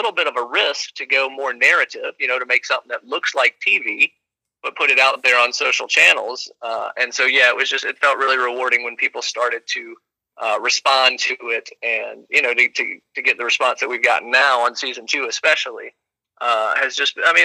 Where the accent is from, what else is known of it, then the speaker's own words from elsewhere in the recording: Nashville, Tennessee, United States; growing up in East Nashville